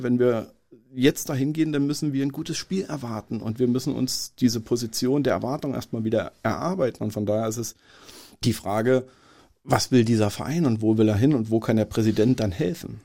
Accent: Berlin, Germany; also born or lived in Marienberg / Dresden; bin in einem Umfeld in Marzahn aufgewachsen

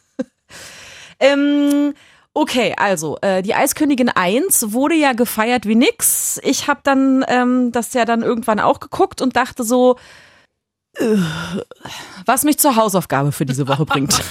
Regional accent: Berlin, Germany; als Urberlinerin

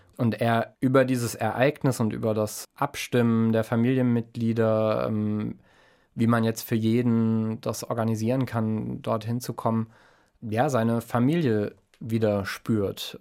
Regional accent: Mannheim, Baden-Württemberg, Germany; ich bin aufgewachsen in Mannheim

